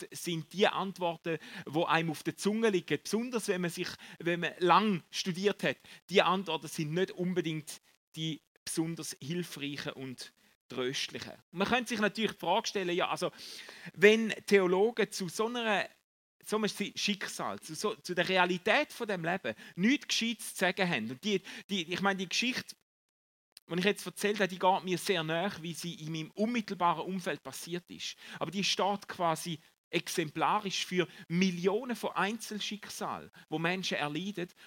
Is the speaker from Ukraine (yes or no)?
no; Eastern Switzerland, Switzerland; ich habe keinen Basler Dialekt. Die schlechte Nachricht ist, ich komme aus der Ostschweiz, gell?